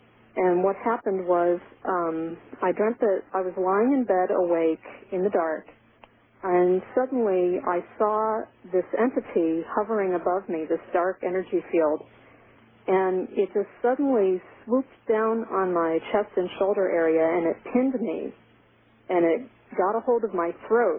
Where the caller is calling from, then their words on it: Syracuse, New York, United States; from Syracuse, New York.